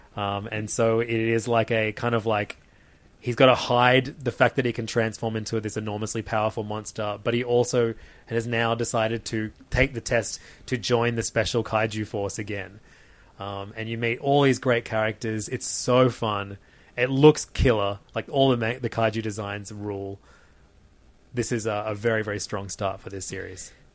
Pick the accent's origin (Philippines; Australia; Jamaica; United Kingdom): Australia; we're Australian